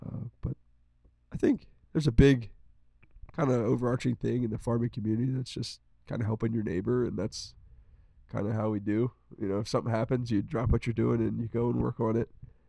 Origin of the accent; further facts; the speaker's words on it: Rappahannock County, Virginia, United States; We're from Rappahannock County and we went to Rappahannock County High School.